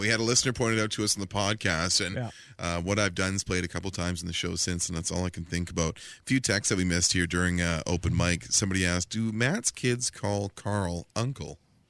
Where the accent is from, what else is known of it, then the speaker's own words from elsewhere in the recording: Vancouver, British Columbia, Canada; Growing up in Vancouver